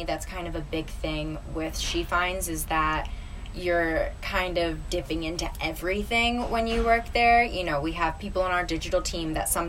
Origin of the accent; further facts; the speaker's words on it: New Jersey, United States; moved away as an adult; now in New York, United States; I'm originally from South Jersey